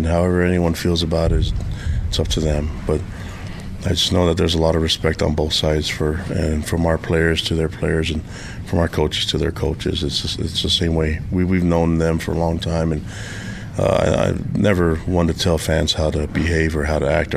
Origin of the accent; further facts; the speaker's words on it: Provo, Utah, United States; also born or lived in Laie, Hawaii / Tonga; I have two hometowns. That's Provo, Utah, and Laie, Hawaii